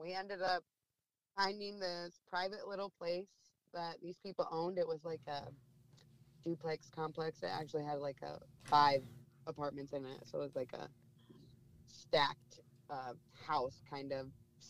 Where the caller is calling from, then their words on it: Lakewood, Washington, United States; I am in a town called Lakewood in Washington State. It's literally right outside Tacoma, Washington.